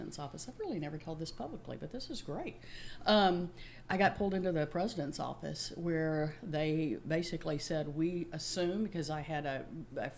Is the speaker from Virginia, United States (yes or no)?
no; Mississippi, United States; accent: Mississippi country and Texas drawl; moved away as an adult; also born or lived in Memphis, Tennessee; now in Houston, United States; I was born in Memphis, raised across the state line in Mississippi. I've been in Houston, Texas for 35 years